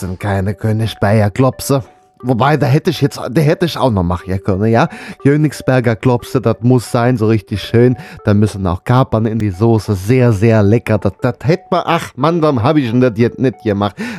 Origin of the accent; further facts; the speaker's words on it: North Rhine-Westphalia, Germany; Ich komme ja aus Nordrhein-Westfalen.